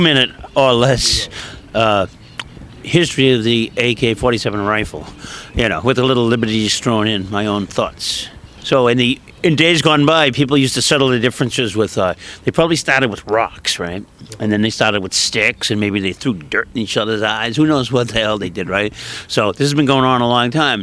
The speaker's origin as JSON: {"language": "English", "town": "Boston", "region": "Massachusetts", "country": "United States", "tie": "born or raised there", "said": "We grew up in uh, Boston, in a part of Boston called Dorchester"}